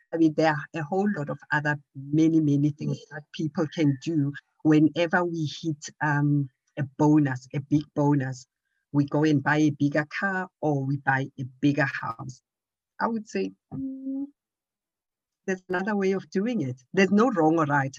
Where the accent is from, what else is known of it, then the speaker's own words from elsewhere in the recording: Johannesburg, Gauteng, South Africa; I am from Johannesburg